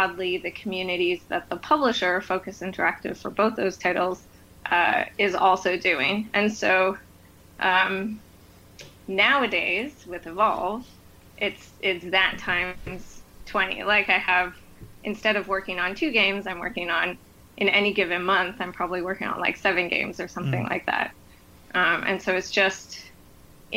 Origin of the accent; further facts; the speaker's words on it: Toronto, Ontario, Canada; moved away as an adult; now in Montreal, Canada; in Ontario, which is where I'm from Toronto.